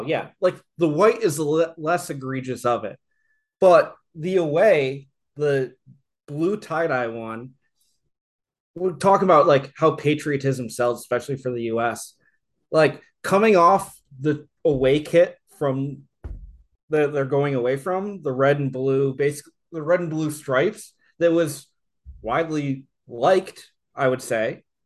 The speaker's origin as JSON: {"language": "English", "country": "United States", "said": "I'm American"}